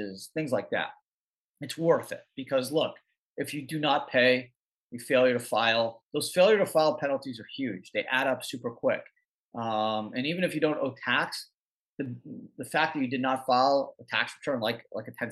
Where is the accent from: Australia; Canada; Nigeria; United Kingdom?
Canada; now in United States; I was born in Canada. I still have a Canadian passport